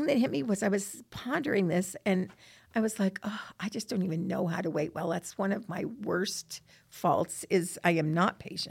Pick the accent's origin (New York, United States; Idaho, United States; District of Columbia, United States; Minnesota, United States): Idaho, United States; Rexburg; I'm from Rexburg, and I come down to Provo.